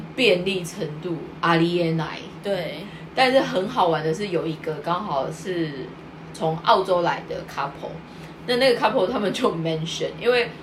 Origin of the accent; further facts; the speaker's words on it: Taiwan; now in Japan; 我们台湾的会说咖喱郎